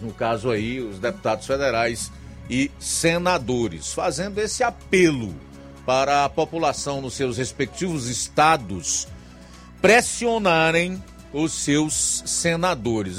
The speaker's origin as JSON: {"language": "Portuguese", "region": "Ceará", "country": "Brazil", "said": "nós, como cearenses, que amamos a democracia"}